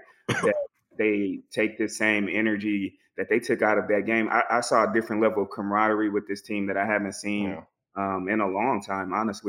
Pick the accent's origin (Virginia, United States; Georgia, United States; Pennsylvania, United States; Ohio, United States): Georgia, United States; Atlanta; I'm actually from Atlanta.